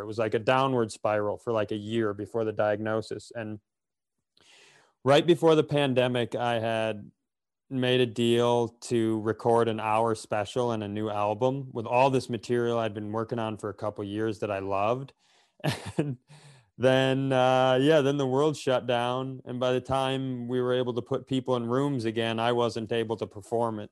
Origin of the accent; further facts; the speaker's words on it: Worthington, Minnesota, United States; I grew up in Worthington